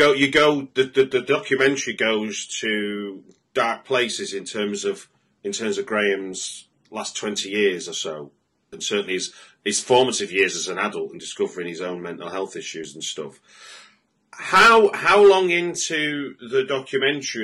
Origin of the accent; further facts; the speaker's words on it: the Northwest, North West England, United Kingdom; I come from the Northwest